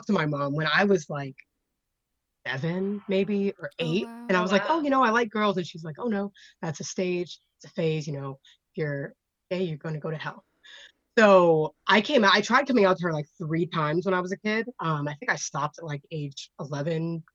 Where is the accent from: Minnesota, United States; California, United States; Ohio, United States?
California, United States; Fountain Valley; moved away; where I grew up was in Fountain Valley, California